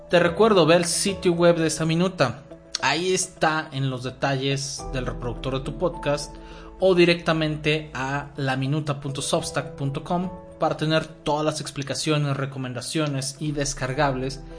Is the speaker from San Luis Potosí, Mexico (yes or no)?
no; Guadalajara, Jalisco, Mexico; soy de Guadalajara, en México.